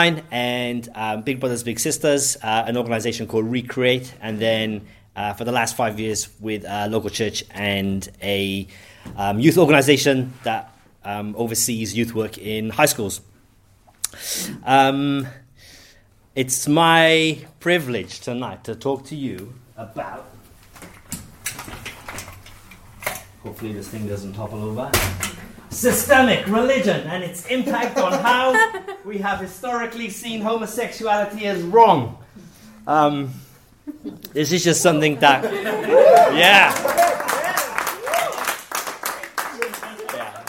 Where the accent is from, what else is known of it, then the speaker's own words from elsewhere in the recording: Wales, United Kingdom; moved away as an adult; now in Christchurch, New Zealand; I'm from Wales. I moved here about 10 years ago.